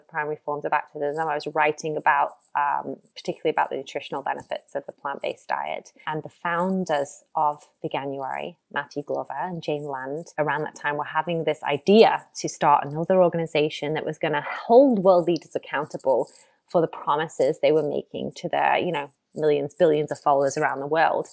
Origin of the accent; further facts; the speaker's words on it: Ormskirk, North West England, United Kingdom; I grew up in Lancashire on the edge of Merseyside. So, the closest big city is Liverpool, about 30 minutes away. But yeah, in a, in a, in a small market village called Ormskirk